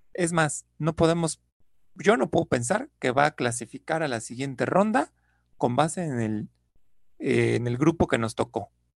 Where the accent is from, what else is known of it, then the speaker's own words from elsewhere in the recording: Mexico; somos mexicanos